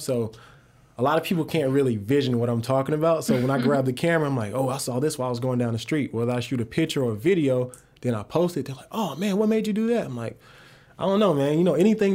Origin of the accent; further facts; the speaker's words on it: Cartersville, Georgia, United States; also born or lived in Greenwood, Mississippi; born in Greenwood, Mississippi, moved to Cartersville when I was 5 years old and been here ever since